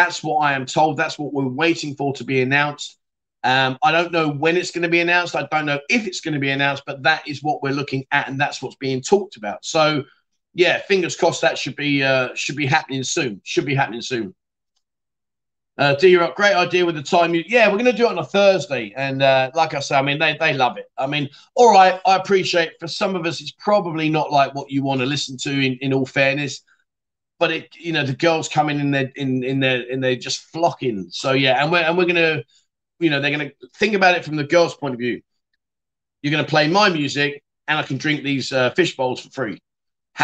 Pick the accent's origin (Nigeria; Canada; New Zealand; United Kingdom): United Kingdom; London; moved away as an adult; now in Pattaya, Thailand; I'm from London.